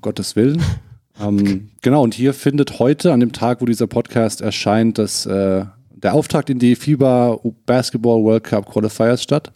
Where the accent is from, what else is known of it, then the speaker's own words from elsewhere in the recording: Hesse, Germany; gebürtiger Hesse